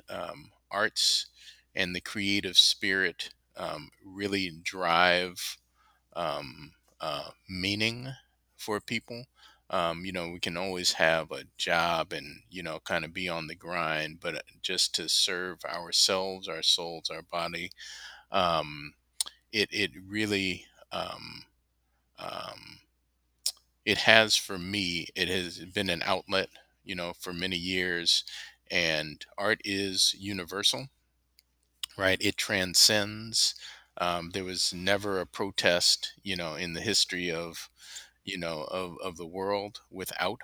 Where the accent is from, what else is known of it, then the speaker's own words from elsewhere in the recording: San Francisco, California, United States; moved away as an adult; now in Oakland, United States; Born and raised in San Francisco, on the west side, bounced around a little bit